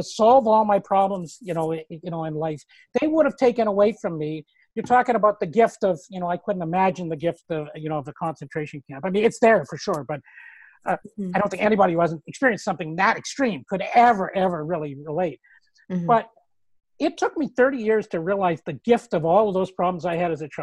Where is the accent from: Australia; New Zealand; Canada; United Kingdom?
Canada; I'm Canadian